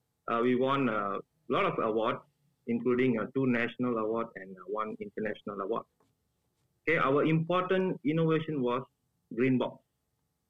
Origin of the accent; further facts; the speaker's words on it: Kuching, Sarawak, Malaysia; I'm from Kuching